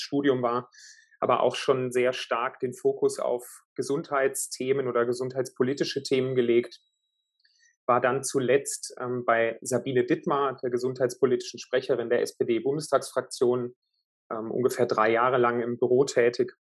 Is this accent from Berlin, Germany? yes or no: no; Würzburg, Bavaria, Germany; moved away; in Süddeutschland, in Würzburg, äh, in meiner Heimatstadt